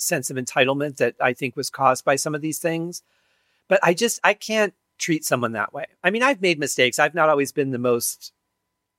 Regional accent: Detroit, Michigan, United States; I grew up in Detroit, you know, just outside of the city.

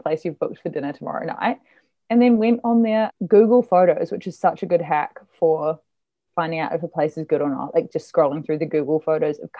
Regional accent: Hastings, Hawke's Bay, New Zealand; this town called Hastings, which is randomly also where I was born in New Zealand.

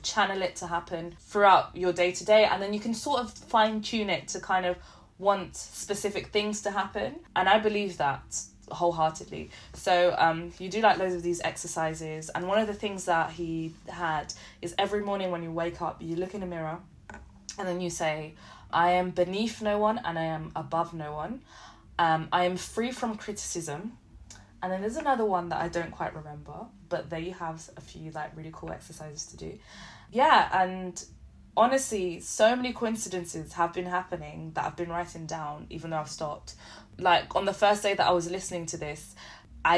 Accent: London, United Kingdom; also born or lived in Liverpool; I grew up in London, you have everyone from everywhere

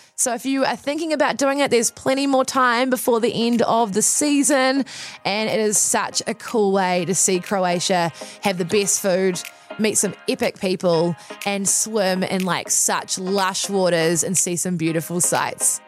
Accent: Wellington, New Zealand; growing up in New Zealand, also growing up in Wellington

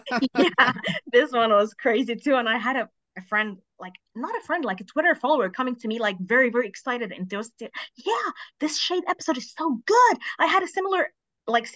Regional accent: Egypt; I'm from Egypt

